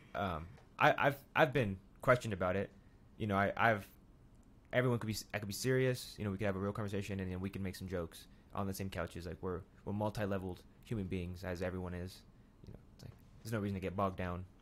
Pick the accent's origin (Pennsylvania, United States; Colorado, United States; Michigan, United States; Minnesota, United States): Colorado, United States; Pueblo; growing up here